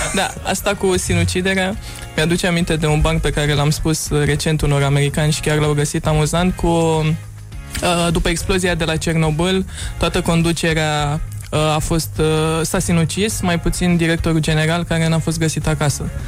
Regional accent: Romania; accent: European; moved away as an adult; now in New York, United States; accentul meu... Uh, ah. atunci când vorbesc în engleză nu pare deloc uh, este european, așa că trebuie să le spun de, Rom- de România

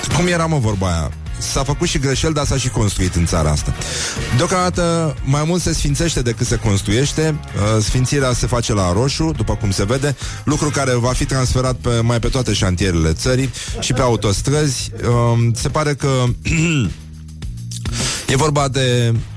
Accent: Romania; noi uh, românii

